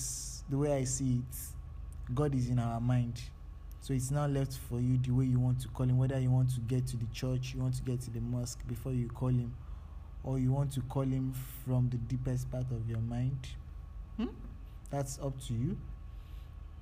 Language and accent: English; Nigeria; as a Nigerian starting a business now